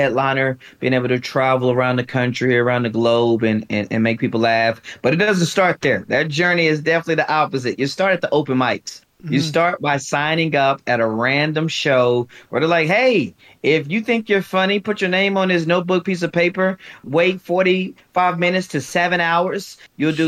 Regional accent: Louisiana, United States; moved away as an adult; now in Atlanta, United States; I was born, and I guess we'll say raised as a young man in Louisiana

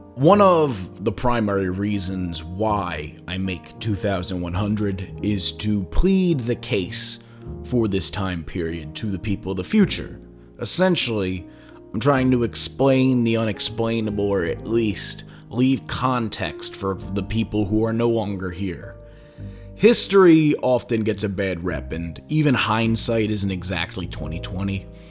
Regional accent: Philadelphia, Pennsylvania, United States; also born or lived in Bucks County, Pennsylvania; I'm from Philadelphia

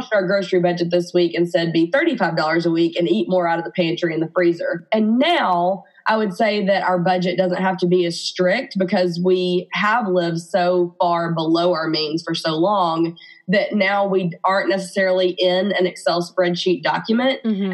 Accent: Birmingham, Alabama, United States; accent: Alabama; I'm married to my college sweetheart in Birmingham, Alabama, which you can probably hear in my accent

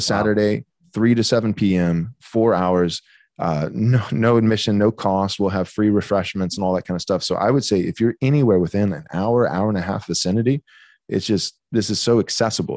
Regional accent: Bay City, Texas, United States; I grew up in a pastor's home, um, in Bay City, Texas. So I was born and raised in Texas.

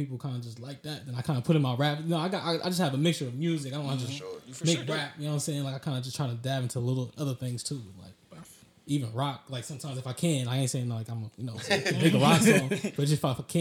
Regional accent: Fairborn, Ohio, United States; also born or lived in Dayton, Ohio / Cincinnati, Ohio; I'm from Dayton, all the way around Dayton. But Fairborn, you know, that's where, you know, so I graduated high school and stuff from

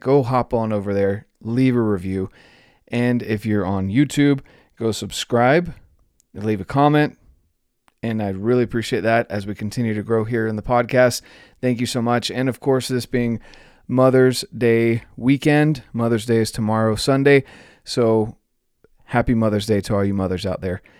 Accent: North Carolina, United States; moved away; also born or lived in Rocky Mountains; I grew up in North Carolina

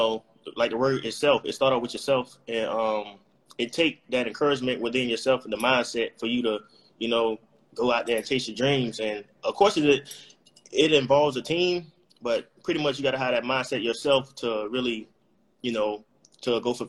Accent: Miami, Florida, United States; moved away as an adult; also born or lived in Tallahassee, Florida; I'm from Miami

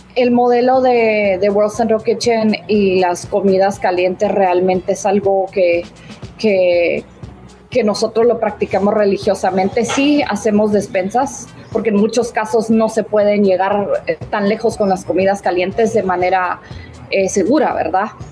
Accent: Guatemala; moved away; yo, por ejemplo, soy de Guatemala

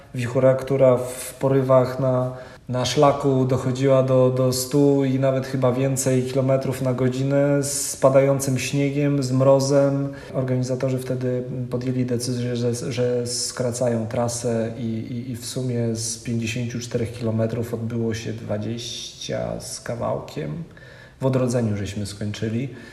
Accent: Kwidzyn, Pomeranian Voivodeship, Poland; wychowałem się w Kwidzynie. To jest województwo dawne elbląskie, obecnie pomorskie

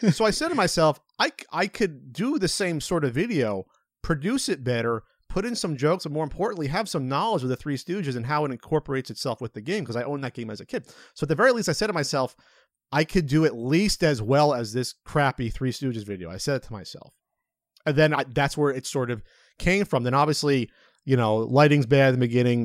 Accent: New Jersey, United States; moved away; also born or lived in West Coast; we're both from New Jersey. Uh, he's from Southern Jersey. I was from Central Jersey

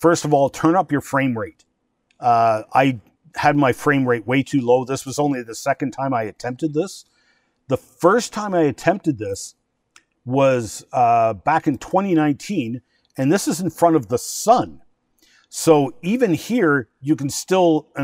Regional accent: Chalk River, Ontario, Canada; Chalk River, my hometown

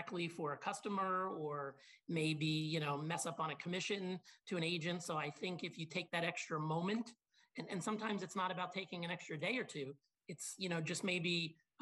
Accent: Long Island, New York, United States; also born or lived in Binghamton, New York / Boynton Beach, Florida; I grew up in Long Island.

